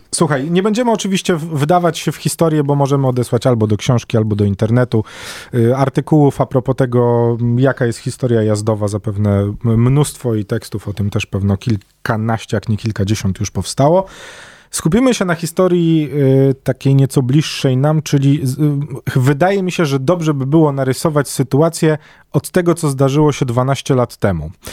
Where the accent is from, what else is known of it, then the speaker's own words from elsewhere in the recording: Warsaw, Masovian Voivodeship, Poland; Jest takie miejsce na warszawskiej mapie, które bliskie jest memu sercu z racji tego, że tak na dobrą sprawę obok niego się wychowywałem i mieszkam obok niego całe życie